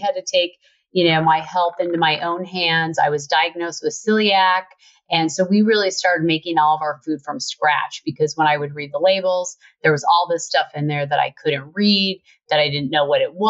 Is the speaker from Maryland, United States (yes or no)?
no; Utah, United States; I grew up in Utah